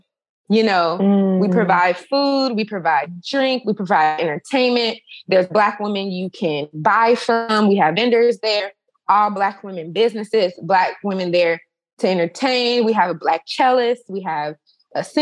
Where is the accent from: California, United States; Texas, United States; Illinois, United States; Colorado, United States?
Illinois, United States; Chicago; in Chicago, my hometown